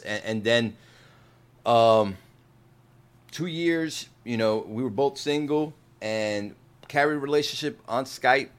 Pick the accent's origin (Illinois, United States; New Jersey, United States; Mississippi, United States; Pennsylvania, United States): New Jersey, United States; moved away; also born or lived in Puerto Rico; I'm from Jersey